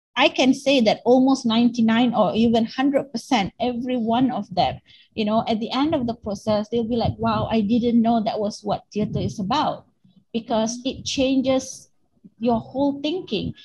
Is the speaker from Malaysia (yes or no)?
yes; Penang, Malaysia; moved away as an adult; also born or lived in Kuala Lumpur; I've come back from Kuala Lumpur back to Penang, my hometown, in 2017.